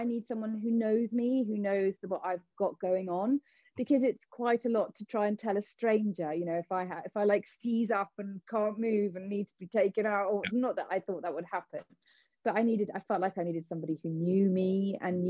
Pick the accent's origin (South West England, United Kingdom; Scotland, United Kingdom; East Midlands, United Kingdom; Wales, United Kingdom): South West England, United Kingdom; Cornwall; me being Cornish